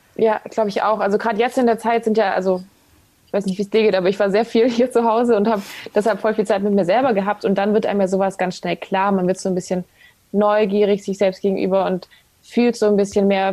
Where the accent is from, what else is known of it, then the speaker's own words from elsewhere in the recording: Ravensburg, Baden-Württemberg, Germany; also born or lived in Hamburg; now in Berlin, Germany; Ich komme ja eigentlich auch aus dem Süden, also aus Ravensburg, Schwabeländle. Ähm, war dann lange in Hamburg und bin jetzt nach Berlin